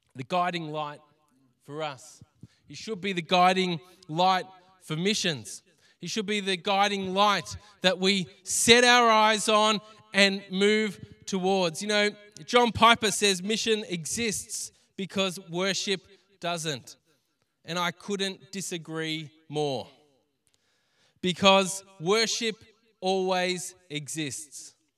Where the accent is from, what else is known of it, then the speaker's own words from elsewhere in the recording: Greensborough, Victoria, Australia; we grew up around Greensboro. We knew the area